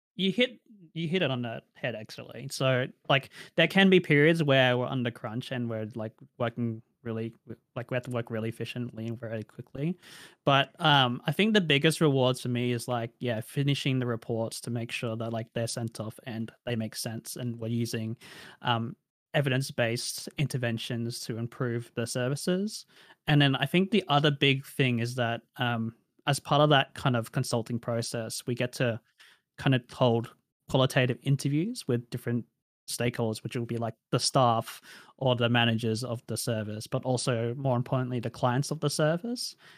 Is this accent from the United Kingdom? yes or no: no; Australia; accent: Australian; I grew up in a rural area of Australia, a regional area of Australia